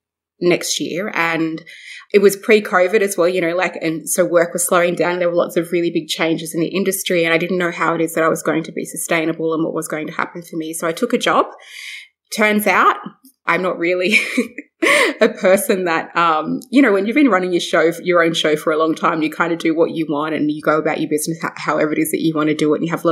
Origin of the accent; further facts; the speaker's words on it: Brewarrina, New South Wales, Australia; also born or lived in Broken Hill; I was born in Broken Hill on Barkindji country, and I was raised in Brewarrina with my mum